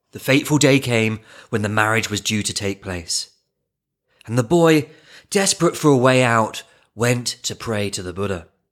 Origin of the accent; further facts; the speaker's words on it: England, United Kingdom; I grew up in England near a, a village